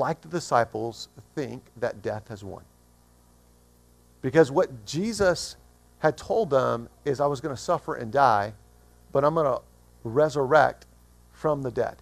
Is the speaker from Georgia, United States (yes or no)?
yes; Atlanta, Georgia, United States; moved away; I'm from Atlanta originally.